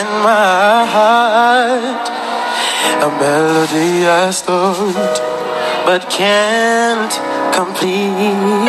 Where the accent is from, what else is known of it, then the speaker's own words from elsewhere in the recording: Jamaica; I'm still Jamaican. I love my country